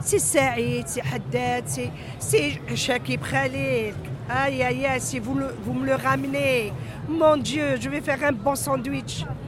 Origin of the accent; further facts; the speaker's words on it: Algeria; on est fiers d'être algériens